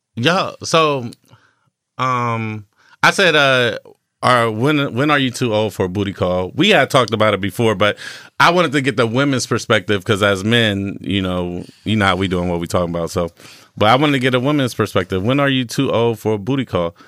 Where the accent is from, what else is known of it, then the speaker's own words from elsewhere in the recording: North Ohio, United States; I'm from North Ohio